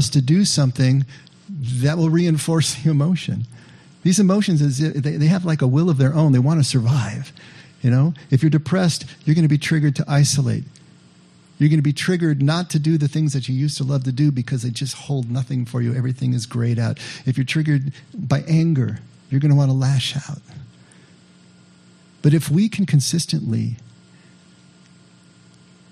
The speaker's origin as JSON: {"language": "English", "town": "Santa Maria", "region": "California", "country": "United States", "tie": "born or raised there", "said": "a kid that I grew up with up in Santa Maria"}